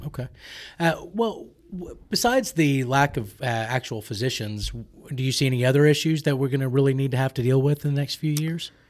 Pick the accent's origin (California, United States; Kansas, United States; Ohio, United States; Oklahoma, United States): Oklahoma, United States; Oklahoma City; I grew up in Oklahoma City